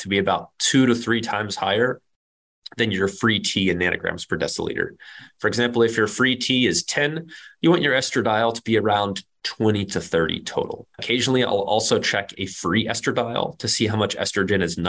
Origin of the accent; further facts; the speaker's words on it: Kansas, United States; I'm from Kansas